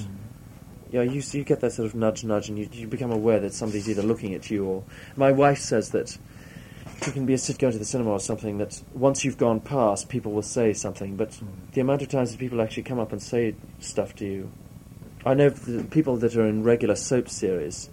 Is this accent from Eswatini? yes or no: yes; Eswatini; moved away as an adult; also born or lived in Cape Town, South Africa; now in London, United Kingdom; I grew up with that in Swaziland